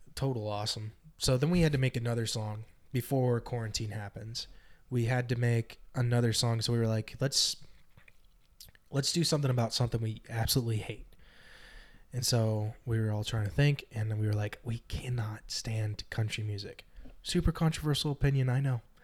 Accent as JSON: {"language": "English", "region": "Northern California", "country": "United States", "said": "Northern California"}